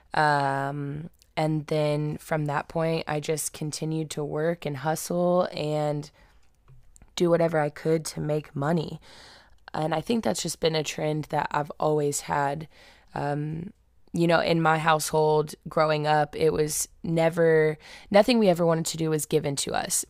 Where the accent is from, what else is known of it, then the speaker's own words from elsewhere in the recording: Indianapolis, Indiana, United States; I was born and raised in Indianapolis